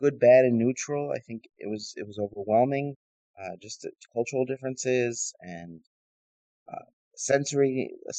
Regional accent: New York City, New York, United States; moved away as an adult; now in Beersheba, Israel; I grew up in Staten Island, in a mostly, I would say, blue-collar city worker environment

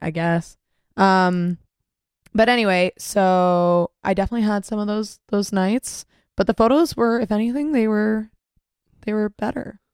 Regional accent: Mississauga, Ontario, Canada; also born or lived in Toronto; I'm from Mississauga. Didn't really know Toronto that well.

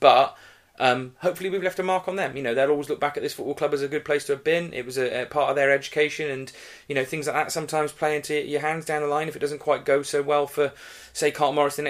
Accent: Shrewsbury, West Midlands, United Kingdom; Shrewsbury's standard of football most of the time, but it was dull, to be honest with you. And it has affirmed to me why I love watching my hometown team

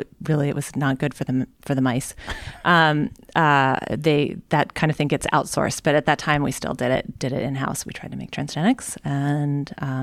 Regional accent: Oklahoma, United States; moved away; also born or lived in Chicago; I am from Oklahoma.

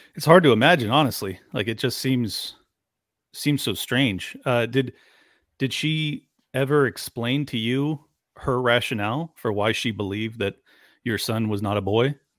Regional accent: San Diego, California, United States; I'm from San Diego, product of a twice divorced family.

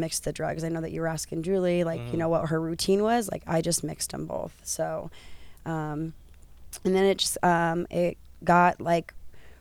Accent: Cheyenne, Wyoming, United States; now in Santa Ana, United States; I have two children, and I am from Cheyenne, Wyoming.

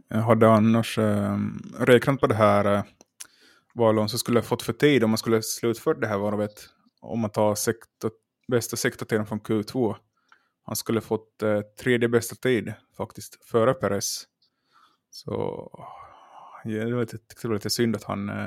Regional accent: Finland

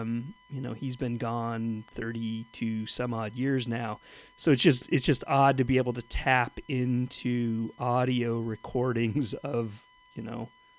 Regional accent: Southern California, United States; I grew up in Southern California

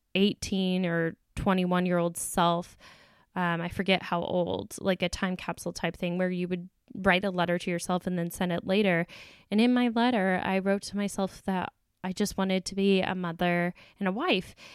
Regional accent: the South, United States; I was raised in the South

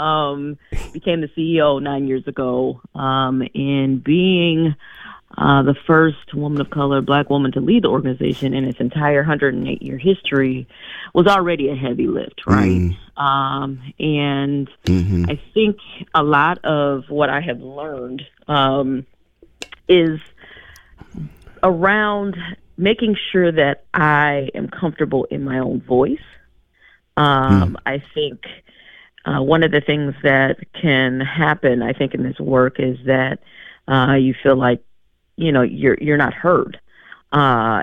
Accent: Madison, Wisconsin, United States; how I grew up in Madison.

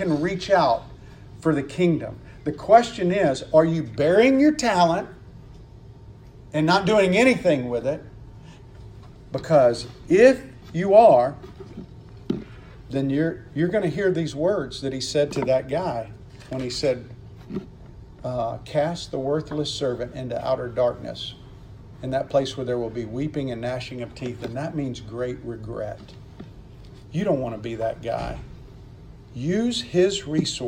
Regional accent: Mississippi, United States; I'm from Mississippi

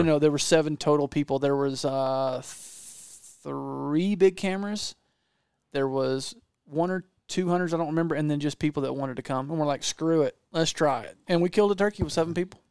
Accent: Georgia, United States; I'm not from Texas. I'm from Georgia.

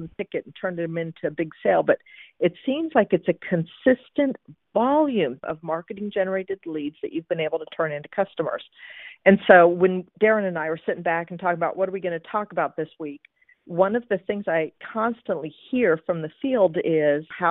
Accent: Seattle, Washington, United States; Seattle, that's also my hometown.

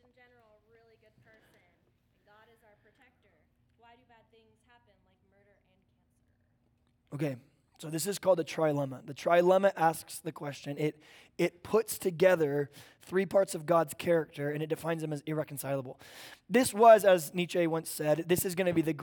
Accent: Oklahoma, United States; now in Bonsall, California, United States; I grew up in Oklahoma

